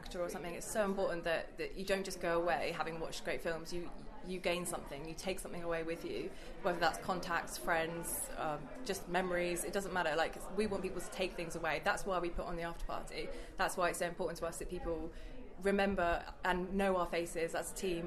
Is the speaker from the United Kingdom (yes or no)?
yes; Basingstoke, South East England, United Kingdom; I'm born and bred Basingstoke. So yeah, I grew up, studied film here at the local college